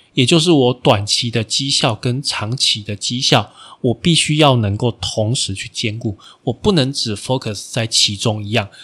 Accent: Taiwan; 我们台湾人的观念

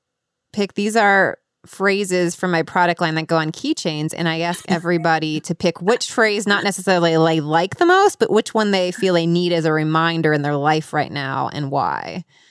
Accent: Cincinnati, Ohio, United States; Cincinnati, Ohio.

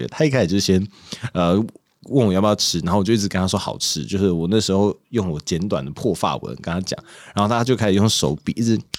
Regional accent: Taiwan; 我问他，他他先问我说我哪里人，然后我先说我台湾人，这段我们都用讲了。

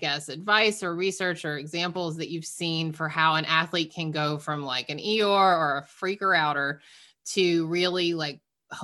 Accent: Georgia, United States; moved away as an adult; now in Massachusetts, United States; I grew up in Georgia and we just moved up to Massachusetts recently

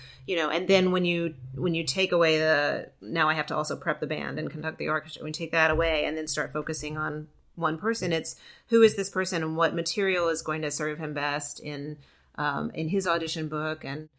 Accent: outside of Memphis, Tennessee, United States; also born or lived in Georgia; I'm from the South. Yeah. I grew up outside of Memphis.

